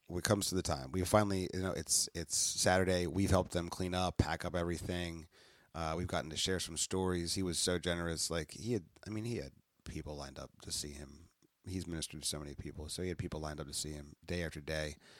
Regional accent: New Jersey, United States; We're from South Jersey

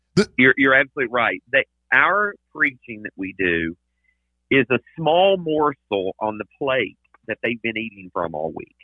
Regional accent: Tennessee, United States; now in Texas, United States; I'm originally from Tennessee

